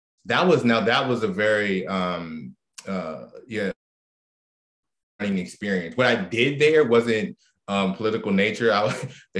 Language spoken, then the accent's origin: English; Prince George's County, Maryland, United States; also born or lived in Washington, D.C.; I was born in Washington, D.C., and I grew up in Maryland, in the suburbs of Washington, D.C., most of my life.